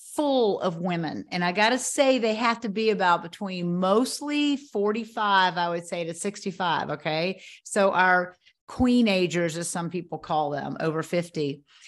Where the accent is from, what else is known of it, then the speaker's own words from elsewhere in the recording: Knoxville, Tennessee, United States; moved away; Knoxville is my hometown, but I hadn't lived here in twenty-five years